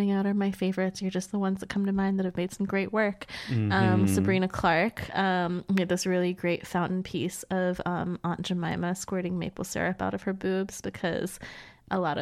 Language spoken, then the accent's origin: English; Iran; now in Providence, United States